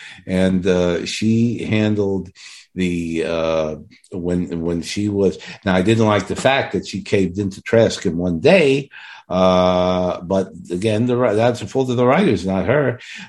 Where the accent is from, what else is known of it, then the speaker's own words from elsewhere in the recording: New York City, New York, United States; accent: Brooklyn; my Brooklyn accent.